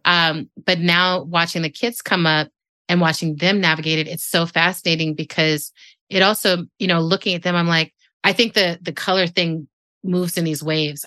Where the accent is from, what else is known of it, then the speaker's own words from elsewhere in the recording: El Paso, Texas, United States; moved away; I was born in the part of Mexico that's in Texas called El Paso